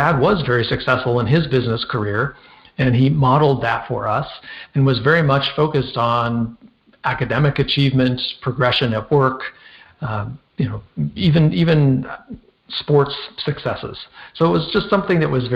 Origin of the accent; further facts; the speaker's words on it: Minnesota, United States; I grew up in Minnesota. I was born in Minnesota